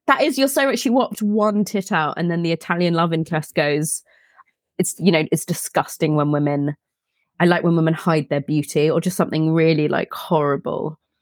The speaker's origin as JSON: {"language": "English", "town": "Elstree", "region": "East of England", "country": "United Kingdom", "tie": "born or raised there", "said": "I grew up near Elstree"}